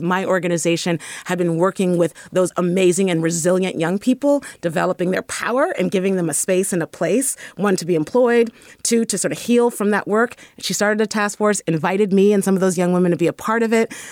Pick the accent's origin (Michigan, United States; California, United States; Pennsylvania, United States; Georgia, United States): California, United States; San Francisco; I was raised in the Fillmore. And definitely a deep child of the Bay Area.